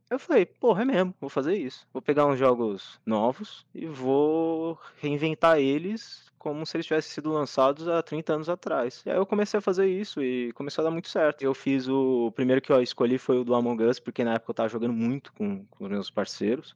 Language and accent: Portuguese; Brazil; eu sou brasileiro